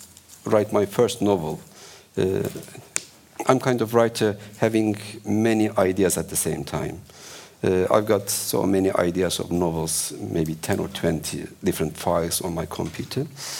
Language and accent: English; Ankara, Turkey; Ankara is the capital city of Turkey. It's my hometown, I can say. With the population of 5 million, we cannot compete with Istanbul.